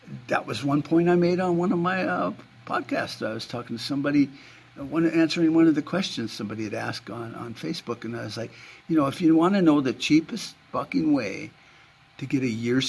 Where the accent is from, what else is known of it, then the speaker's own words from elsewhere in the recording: United States; I'm an American